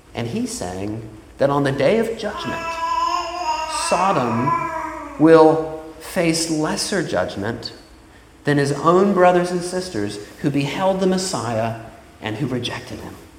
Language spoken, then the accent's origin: English; Florida, United States; moved away; in my hometown. Now, down in Florida